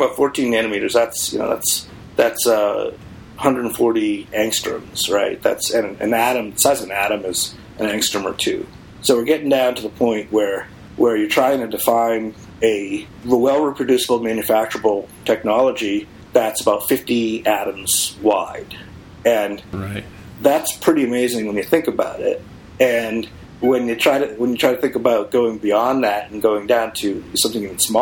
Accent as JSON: {"language": "English", "town": "Boston", "region": "Massachusetts", "country": "United States", "moved": "yes", "said": "I came from Boston"}